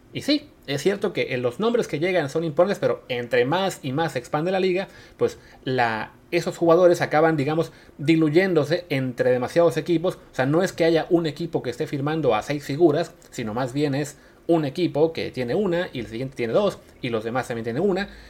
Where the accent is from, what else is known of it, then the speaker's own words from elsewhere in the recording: Mexico; yo como mexicano